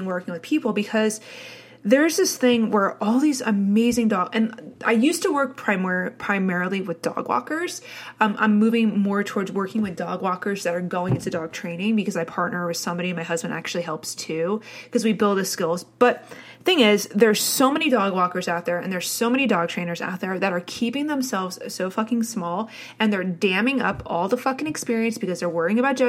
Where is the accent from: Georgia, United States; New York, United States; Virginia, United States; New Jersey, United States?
New Jersey, United States; I had the classical suburban New Jersey upbringing.